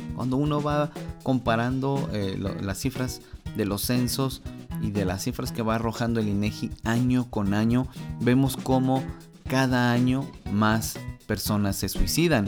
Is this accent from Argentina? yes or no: no; Mexico; mi país